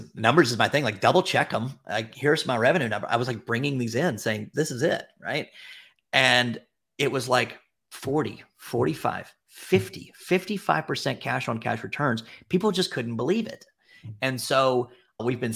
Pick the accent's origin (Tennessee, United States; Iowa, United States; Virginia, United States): Tennessee, United States; Memphis; I'm from Memphis